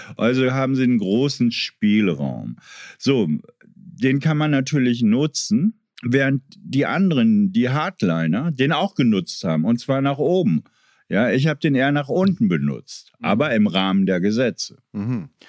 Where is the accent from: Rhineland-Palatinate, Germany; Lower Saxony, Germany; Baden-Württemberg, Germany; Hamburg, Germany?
Lower Saxony, Germany; Meppen; moved away; also born or lived in Kreuzberg, Berlin; meiner Heimatstadt Meppen